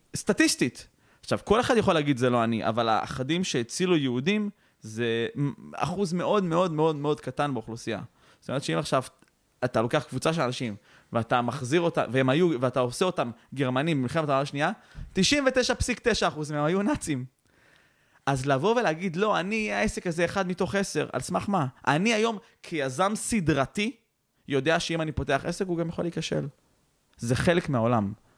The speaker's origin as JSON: {"language": "Hebrew", "country": "Israel", "said": "אנחנו ישראלים"}